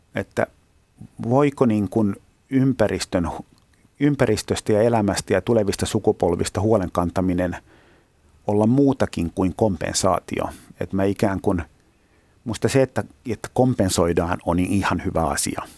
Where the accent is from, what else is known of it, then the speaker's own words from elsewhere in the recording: Helsinki, Uusimaa, Finland; mä oon helsinkiläinen